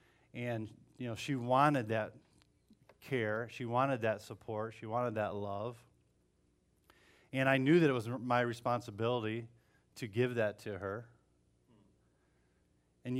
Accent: Bellevue, Ohio, United States; So we moved to Toledo. And we grew up in Bellevue, so it was about an hour from Toledo.

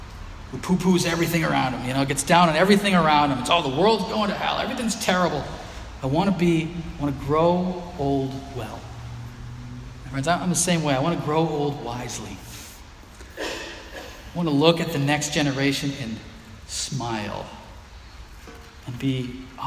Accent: Haverhill, Massachusetts, United States; Cornell Road where I grew up here in Haverhill

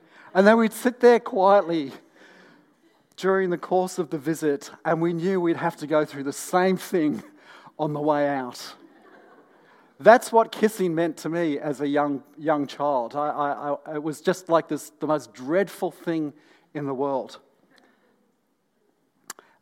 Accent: North East England, United Kingdom; when I was a young boy, growing up in the northeast of England

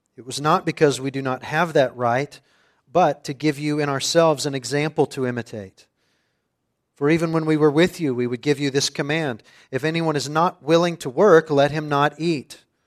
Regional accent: suburban West Texas, United States; for a boy growing up in the Bible Belt of suburban West Texas

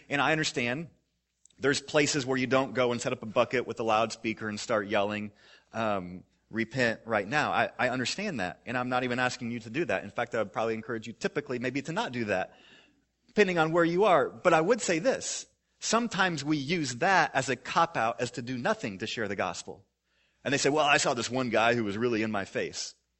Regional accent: Missouri, United States; I grew up in Missouri

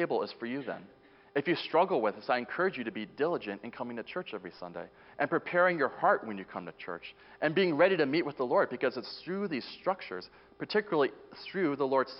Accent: Boulder, Colorado, United States; moved away; I'm originally from Boulder, Colorado

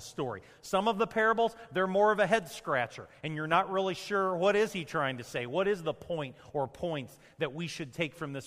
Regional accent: Champaign, Illinois, United States; I grew up in Champaign, I grew up around farming

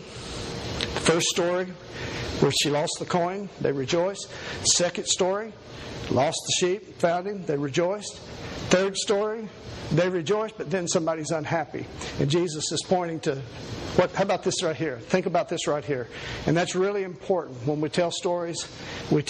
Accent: Kentucky, United States; I was born here in Kentucky. And was raised in a very poor family

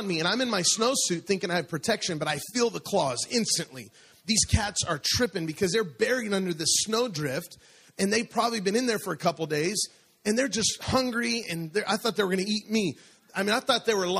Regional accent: Denver, Colorado, United States; moved away; I'm from Denver, Colorado, and it's a little bit colder there. And it would snow there in the winter.

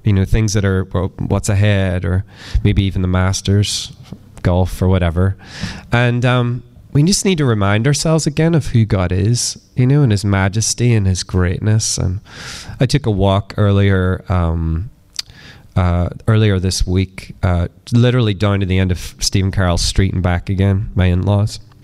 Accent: east coast of Northern Ireland, United Kingdom; moved away as an adult; where I grew up, and um, kind of lived on the east coast of Northern Ireland

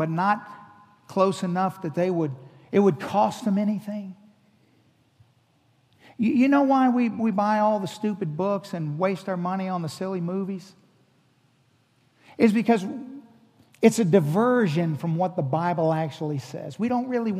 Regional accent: Hawaii, United States; I'm from Hawaii. I was born in Hawaii.

